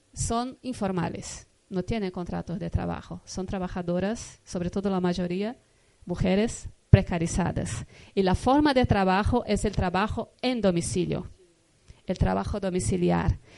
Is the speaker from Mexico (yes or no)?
no; Brazil; vengo de Brasil, vengo de un estado, de un país